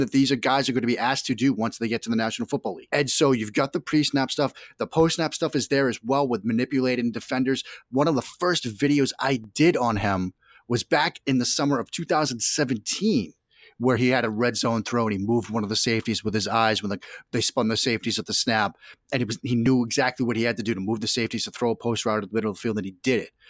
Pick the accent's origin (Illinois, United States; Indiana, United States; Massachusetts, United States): Massachusetts, United States; Boston; now in Washington, D.C., United States; I'm a guy from Boston